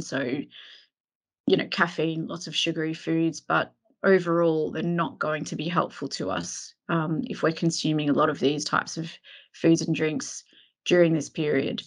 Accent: Melbourne, Victoria, Australia; moved away as an adult; now in London, United Kingdom; I'm originally from Melbourne, Australia. I grew up there and lived some of my early adult life there

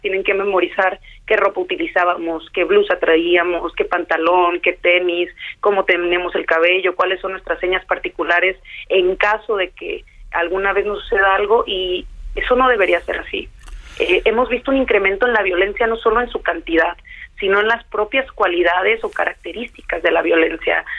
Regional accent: Tala, Jalisco, Mexico; yo soy de un municipio al interior del estado, no soy de la capital, eh, soy de Tala, Jalisco

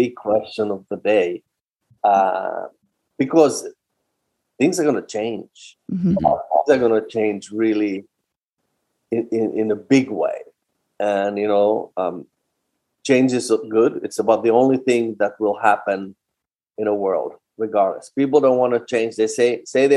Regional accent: Finland; English is a second language; moved away as an adult; also born or lived in Leningrad, Russia / New York, United States / Netherlands / Basel, Switzerland; now in Boston, United States; I started in my home country in Finland at a very young age, 15.

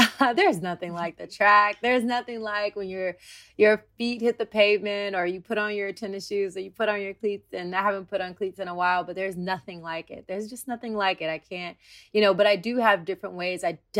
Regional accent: the South, United States; cornbread, you know, I'm from the South.

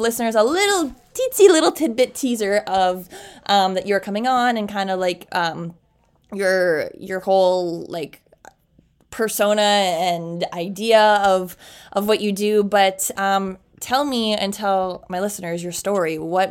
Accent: Canada; accent: Canadian; Can you hear my Canadian accent?

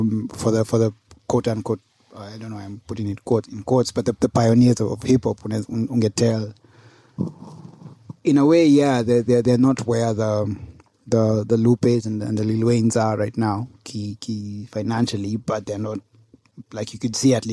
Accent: Kenya; As a Kenyan artist, if you know, as a Kenyan mainstream artist

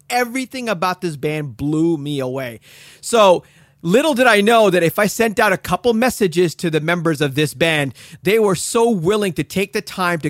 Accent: Hong Kong; I grew up in Hong Kong.

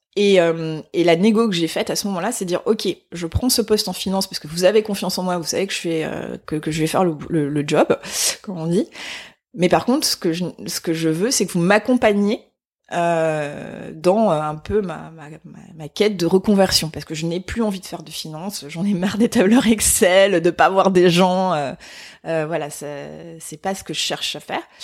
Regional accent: Provence-Alpes-Côte d'Azur, France; mon enfance euh, en Provence.

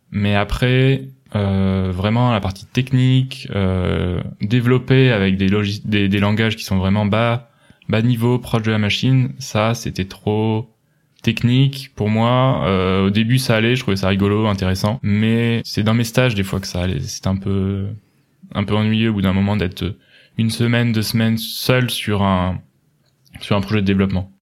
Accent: Pouillé, Centre-Val de Loire, France; moved away as an adult; now in Munich, Germany; Je viens de Touraine en France, un petit village situé dans le sud du Loir-et-Cher, s'appelle Pouillet, il y a 800 habitants

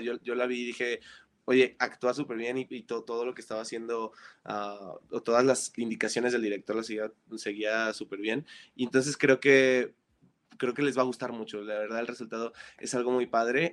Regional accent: Tijuana, Baja California, Mexico; moved away as an adult; also born or lived in Guadalajara, Jalisco; now in Mexico City, Mexico; crecí y fui, fui criado en Tijuana

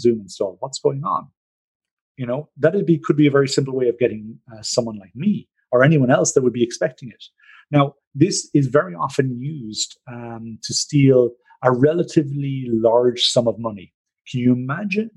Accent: Ireland; now in Norway; I know I'm Irish

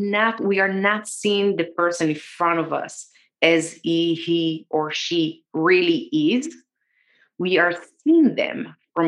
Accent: Israel; I grew up in Israel

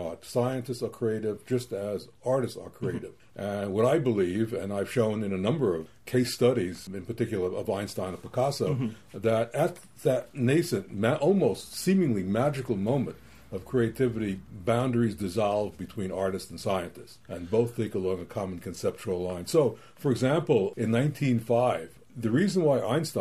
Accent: New York City, New York, United States; I grew up in New York City, which is a great place for famous museums

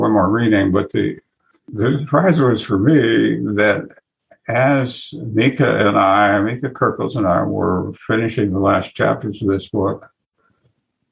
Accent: New York City, New York, United States; I had been born in New York City and grown up

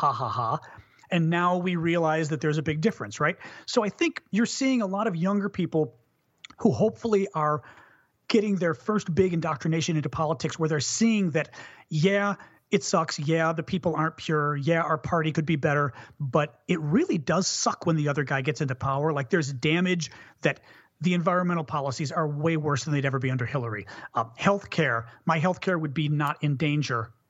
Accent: United States; as an American

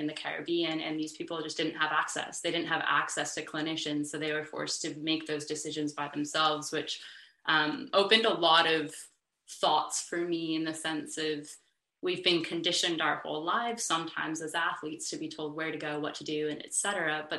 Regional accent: United States; moved away as an adult; also born or lived in Canada; now in Australia; I'm American, my designation is an athletic trainer from the States.

